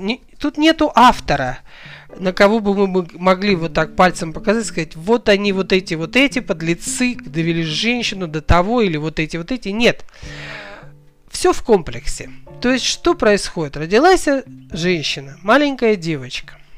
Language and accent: Russian; Kazakhstan; я родом из Казахстана